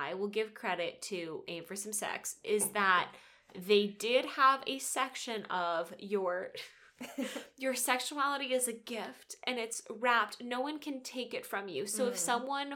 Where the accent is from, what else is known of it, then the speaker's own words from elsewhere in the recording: Texas, United States; I grew up in Texas